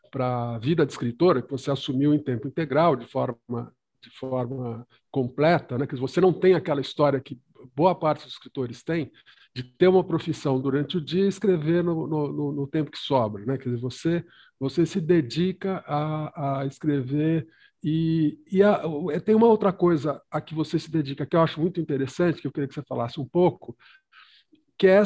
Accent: Belo Horizonte, Minas Gerais, Brazil; Eu nasci em BH.

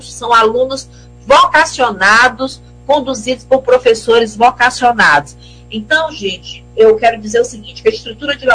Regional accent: Mirador, Maranhão, Brazil; inclusive é da, lá da nossa terra, né? A gente veio de Mirador para fundar essa, essa escola técnica e depois a faculdade. E ele é de Colinas, somos vizinhos então, assim, é com muita honra que somos né, do sertão

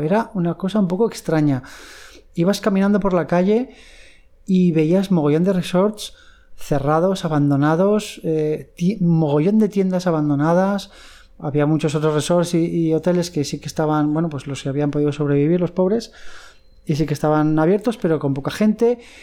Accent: Madrid, Community of Madrid, Spain; now in Thailand; yo soy de Madrid

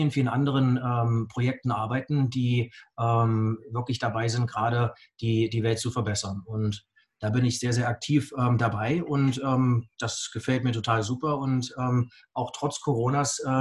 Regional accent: Augsburg, Bavaria, Germany; Ich komme aus Augsburg.

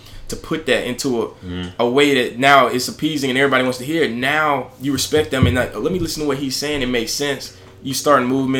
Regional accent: United States; Growing up in the United States, like, in …, ….

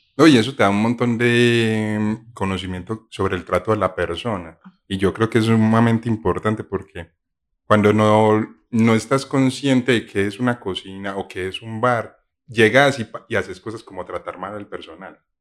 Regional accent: Paisa, Antioquia, Colombia; ser paisa y vivir en otra parte

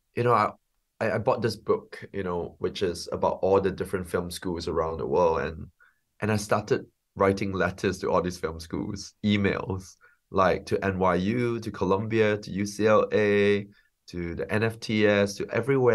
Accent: Singapore; moved away as an adult; also born or lived in London; I'm a filmmaker from Singapore. Um, I grew up in Singapore um, and and then lived in London for 15 years

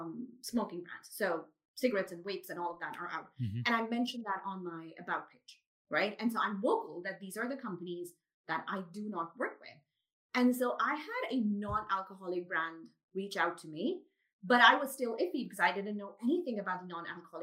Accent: Pakistan; first language Urdu; also born or lived in Dubai; now in Karachi, Pakistan; I grew up in Pakistan

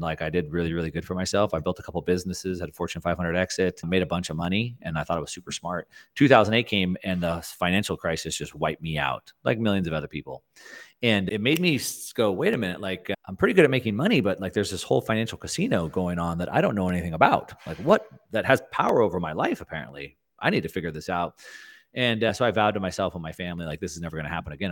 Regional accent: South Texas, United States; I grew up in South Texas

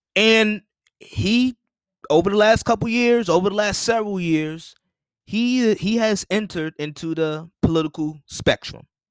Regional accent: United States; an American citizen

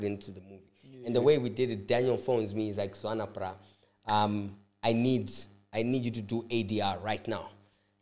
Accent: Bulawayo, Zimbabwe; I know more Ndebele than I do isiShona ngoba mina ngakhulela

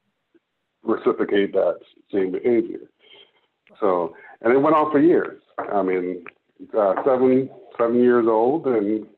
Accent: Jamaica; moved away; I'm Jamaican. I was born in Jamaica. I've been here about 20 years

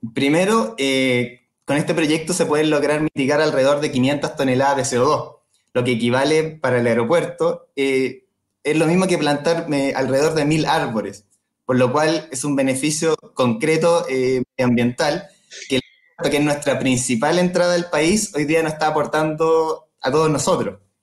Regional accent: Chillán, Ñuble, Chile; Yo de hecho soy de Chillán

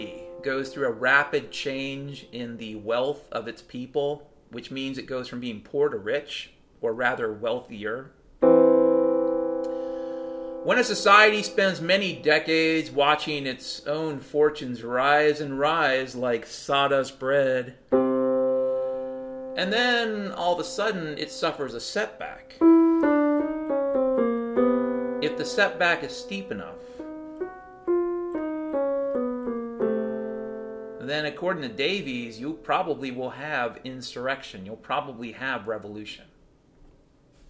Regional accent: Pacific Northwest, United States; when I was a kid growing up in the Pacific Northwest

